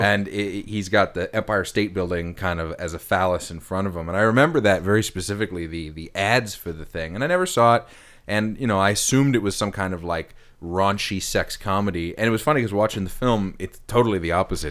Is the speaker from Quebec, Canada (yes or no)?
no; Ottawa, Ontario, Canada; I'm in my hometown in Ottawa